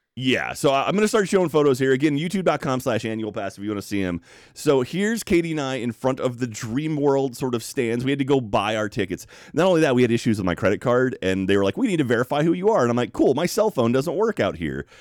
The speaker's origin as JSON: {"language": "English", "region": "Texas", "country": "United States"}